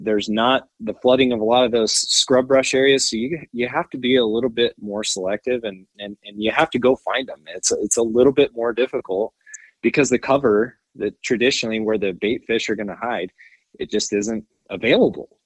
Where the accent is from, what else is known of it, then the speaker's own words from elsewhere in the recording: Wyoming, United States; from Wyoming, so I'm a Wyomingite, born